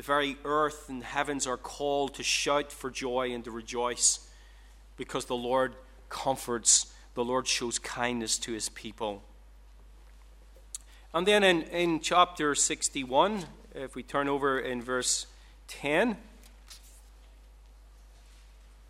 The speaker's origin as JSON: {"language": "English", "country": "Ireland", "said": "I'm Irish"}